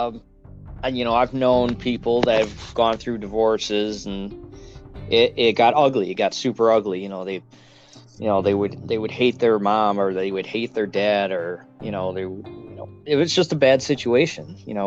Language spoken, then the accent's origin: English; Sterling Heights, Michigan, United States; I was born and raised right here in Michigan